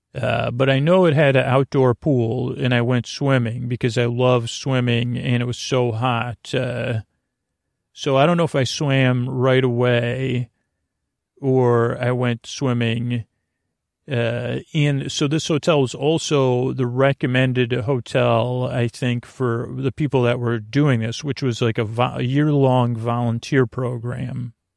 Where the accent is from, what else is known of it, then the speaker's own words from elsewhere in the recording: Syracuse, New York, United States; moved away; for someone from Syracuse